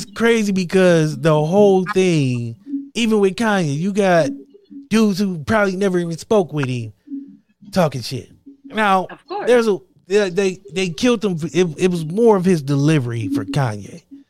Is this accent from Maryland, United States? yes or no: no; Akron, Ohio, United States; I'm a nigga from Akron, Ohio